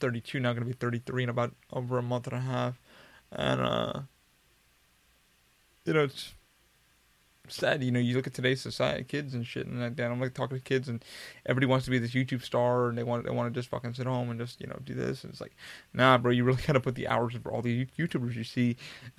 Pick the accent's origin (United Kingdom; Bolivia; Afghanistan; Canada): Afghanistan; moved away; You know, I'm an immigrant. I worked my ass off to get where I'm here. You know, I came from Afghanistan, a war-torn country. You know, you should understand, you know, I left this country.